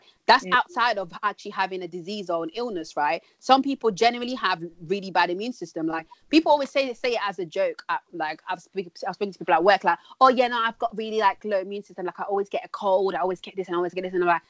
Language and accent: English; DR Congo; born there; when I was younger, this is like the 90s, because I was born in Congo.